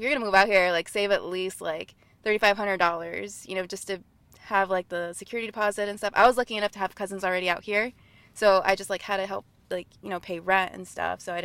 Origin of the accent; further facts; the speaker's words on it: Marshalltown, Iowa, United States; moved away as an adult; also born or lived in Fresno, California / Quad Cities; now in Los Angeles, United States; I was born in Fresno, but we moved to Iowa when I was about 4 years old, and I grew up in Marshalltown, Iowa.